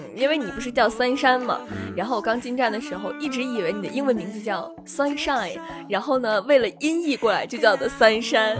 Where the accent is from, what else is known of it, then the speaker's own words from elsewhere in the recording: Zhuozhou, Hebei, China; moved away as an adult; now in Tianjin, China; 家里在河北省涿州市，也是被称为普通话之乡的地方，从来一点儿方言都没有